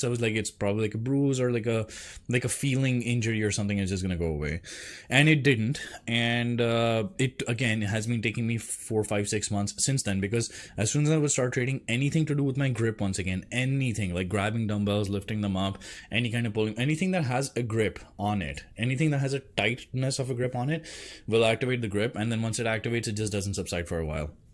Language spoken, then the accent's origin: English; India; moved away; I grew up in India